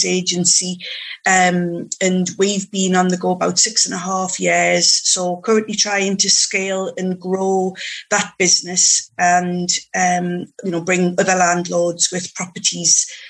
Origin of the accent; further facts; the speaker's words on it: Newcastle upon Tyne, North East England, United Kingdom; now in Morpeth, United Kingdom; born and bred in Newcastle upon Tyne, but moved up to Morpeth in Northumberland once I got married